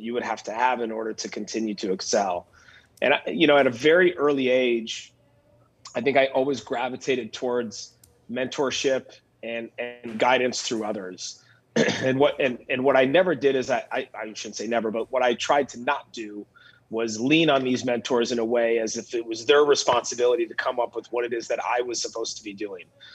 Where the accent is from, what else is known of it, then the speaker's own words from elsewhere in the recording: Minneapolis, Minnesota, United States; moved away as an adult; also born or lived in Napa Valley / New York City; growing up here